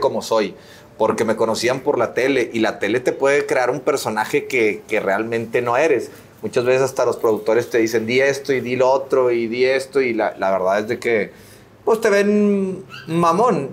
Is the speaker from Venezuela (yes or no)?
no; Monterrey, Nuevo León, Mexico; moved away as an adult; also born or lived in Mexico City; otro regio